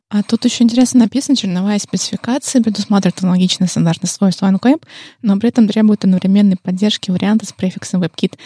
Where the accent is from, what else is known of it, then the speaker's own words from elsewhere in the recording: Saint Petersburg, Russia; мы же из Питера